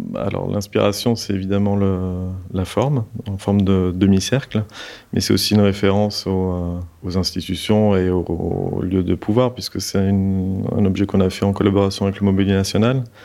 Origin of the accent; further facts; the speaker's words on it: south of France, France; la région d'où je viens, donc du sud de la France